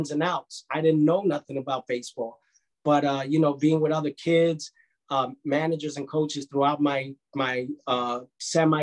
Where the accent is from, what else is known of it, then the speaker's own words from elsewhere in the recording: New York City, New York, United States; I'm a Bronx native. I was born and raised in the Bronx, the South Bronx, on Kelly Street and Prospect Avenue